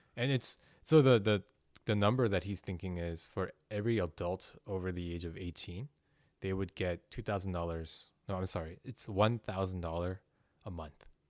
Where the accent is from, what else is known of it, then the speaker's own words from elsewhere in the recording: South Korea; moved away; I'm from Korea